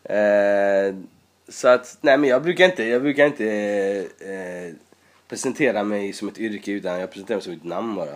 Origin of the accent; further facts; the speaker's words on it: Sweden; also born or lived in Iran; har bott i nästan hela mitt liv i Sverige. Jag kommer när jag var sju och jag har bott i tjugofem år där.